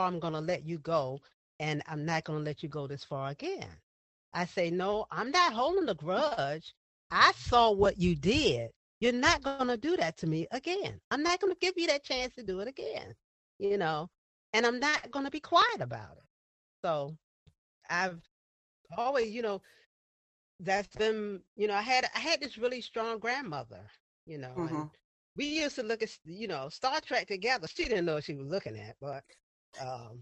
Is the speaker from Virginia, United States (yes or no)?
yes; Virginia, United States; I'm from Virginia